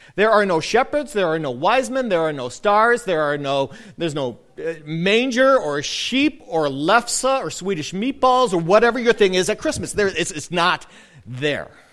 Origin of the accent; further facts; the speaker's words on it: a town just north of Milwaukee, Wisconsin, United States; I grew up in a town uh, just north of Milwaukee, a, a pretty small town, eight, 9,000 people